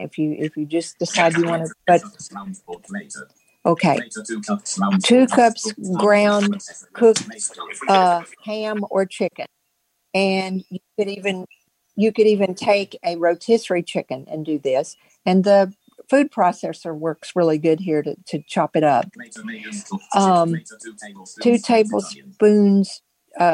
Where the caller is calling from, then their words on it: Virginia, United States; I'm calling from Virginia, and I am going to give a recipe that I got like 35 years ago when I lived in Nashville